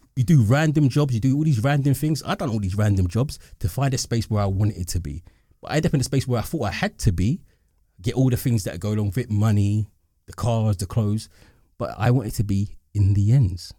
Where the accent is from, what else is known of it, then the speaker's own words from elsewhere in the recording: London, United Kingdom; I'm an East Londoner.